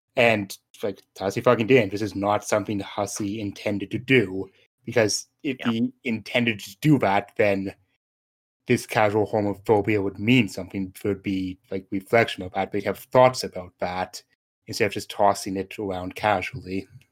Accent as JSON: {"language": "English", "country": "Canada", "said": "I'm Canadian"}